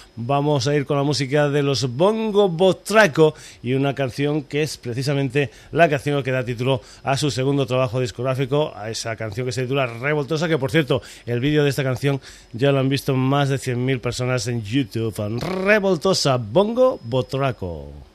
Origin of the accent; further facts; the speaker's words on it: Extremadura, Spain; moved away; allí en Extremadura nos tomamos las cosas con calma